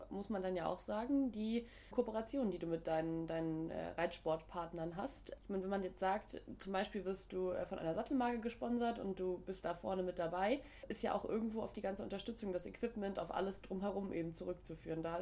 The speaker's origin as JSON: {"language": "German", "region": "Northern Germany", "country": "Germany", "said": "ich komme ja auch aus dem Norden und Hamburg ist, glaube ich, meine Lieblingsstation."}